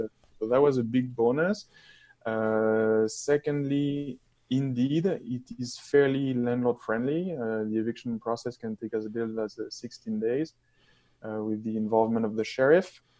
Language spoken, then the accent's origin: English; France; moved away as an adult; also born or lived in Toronto, Canada; now in London, Canada; I'm from France